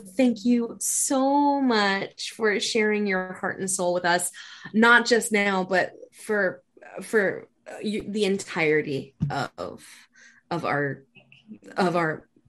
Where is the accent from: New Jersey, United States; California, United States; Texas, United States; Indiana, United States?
New Jersey, United States; we're from Jersey